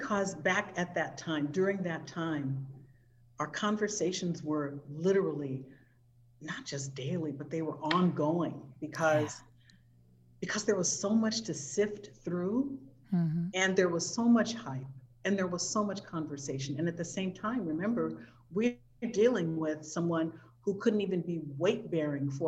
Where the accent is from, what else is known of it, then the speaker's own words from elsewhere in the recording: Southern California, United States; we're from Southern California